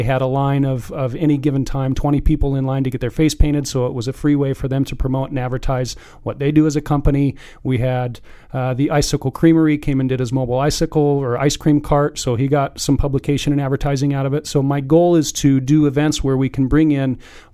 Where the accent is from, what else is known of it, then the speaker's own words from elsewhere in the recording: Carson City, Nevada, United States; now in Reno, United States; I grew up in Carson